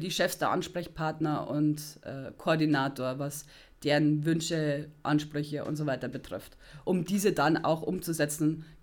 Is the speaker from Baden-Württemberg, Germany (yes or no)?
no; Rosenheim, Bavaria, Germany; ich bin eine, ein, ein Kleinstadtmädchen. ich komme aus Rosenheim und pendel, genau.